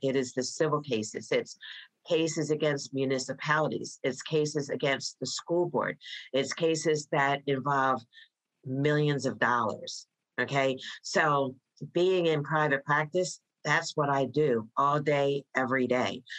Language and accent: English; Voorhees, New Jersey, United States; moved away as an adult; now in Prince George's County, United States; I was born and raised in New Jersey, a small town called Voorhees, New Jersey